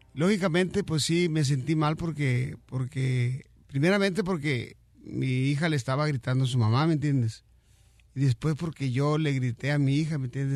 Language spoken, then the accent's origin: Spanish; Mexico; como mexicano